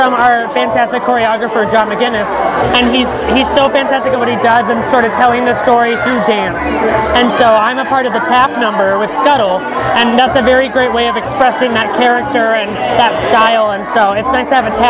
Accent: Northern California, United States; moved away as an adult; now in New York, United States; This is my first time working at La Mirada, so I'm really thrilled to be here. I grew up in Northern California, but I've lived in New York for almost 14 years

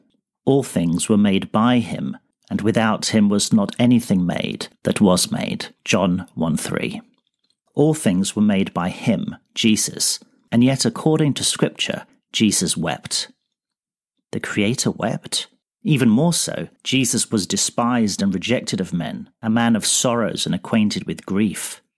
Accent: Sri Lanka; also born or lived in England; now in Iceland; I'm this quarter's principal contributor. I grew up in Sri Lanka as a missionary kid and worked as a pastor in England before becoming conference president in Iceland

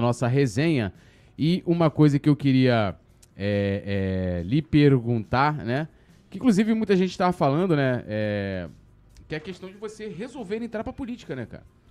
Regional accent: São Gonçalo, Rio de Janeiro, Brazil; eu vim de São Gonçalo

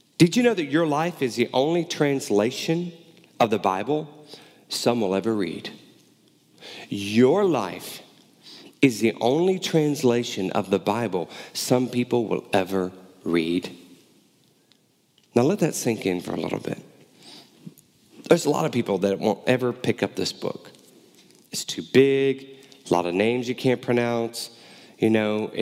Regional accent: Houston, Texas, United States; moved away; also born or lived in Baton Rouge, Louisiana; growing up in Houston and in college in South Louisiana around Baton Rouge, New Orleans area

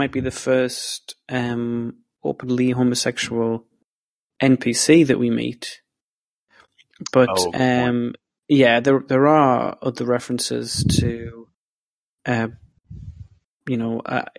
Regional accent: England, United Kingdom; accent: English; That was my English accent coming out there

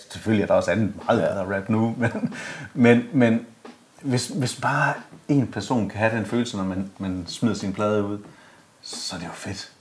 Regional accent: Esbjerg, Southern Denmark, Denmark; fra Esbjerg. Ja, ja, ja. Og super flink fyr fra samme lille bitte skodby, som jeg kommer fra

